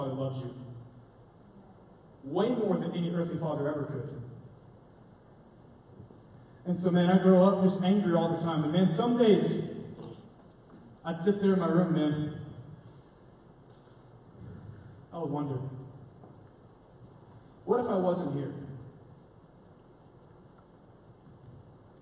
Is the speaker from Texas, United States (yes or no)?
yes; Arlington, Texas, United States; also born or lived in Granbury, Texas; I grew up in Arlington, Texas. I was born in Granbury, moved to Arlington when I was a baby